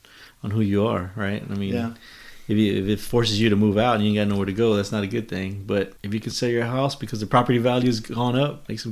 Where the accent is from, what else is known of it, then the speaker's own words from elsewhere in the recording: Dallas, Texas, United States; growing up in Oak Cliff